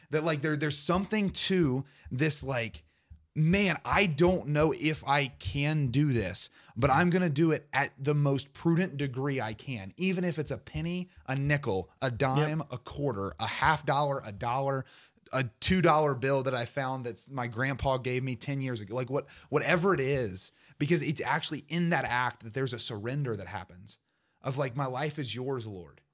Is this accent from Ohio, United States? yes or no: yes; Portsmouth, Ohio, United States; my hometown of Portsmouth